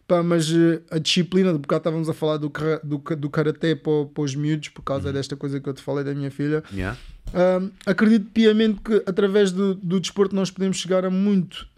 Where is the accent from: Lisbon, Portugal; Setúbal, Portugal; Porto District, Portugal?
Lisbon, Portugal; Póvoa de Santo Adrião; há uma paróquia na Pova de Santo Adrião, junto a esse bairro onde eu cresci de barracas.